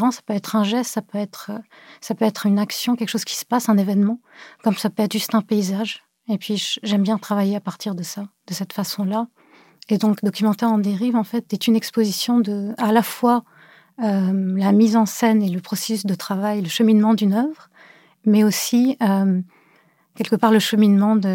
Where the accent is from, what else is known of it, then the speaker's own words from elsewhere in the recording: Cameroon; also born or lived in Beirut / France; now in Montreal, Canada; euh, je suis une artiste en art visuel. Je suis née à Beyrouth. Euh, j'ai grandi au Cameroun, en France.